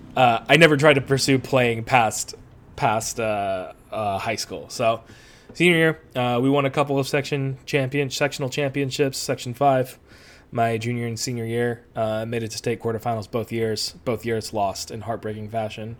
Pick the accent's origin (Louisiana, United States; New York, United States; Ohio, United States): New York, United States; Rochester; moved away as an adult; now in Long Beach, United States; I'm originally from the East Coast. Uh, I am from upstate New York, specifically Western New York, Rochester area